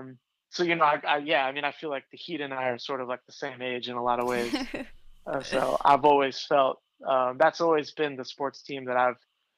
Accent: Boca Raton, Florida, United States; moved away as an adult; also born or lived in Fort Lauderdale / Connecticut / San Francisco / Miami; I was born in Boca. I was technically born in Fort Lauderdale, but I've lived in Boca since I was one or something. You know, like, I think we moved to Boca when I was 8 months old. We were living in Broward County when I was born.

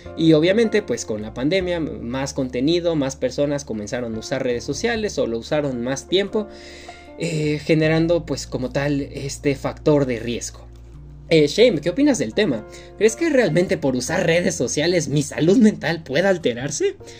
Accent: Mexico; como mexicanos

